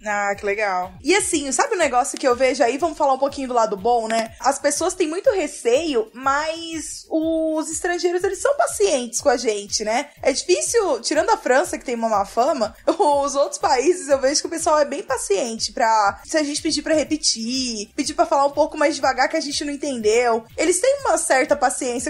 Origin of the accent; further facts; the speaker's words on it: Brazil; moved away as an adult; also born or lived in United States; eu saí do Brasil pra cá